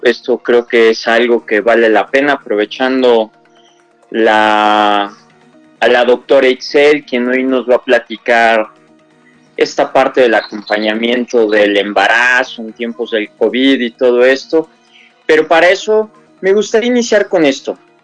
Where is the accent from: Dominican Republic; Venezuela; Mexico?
Mexico; Somos mexicanos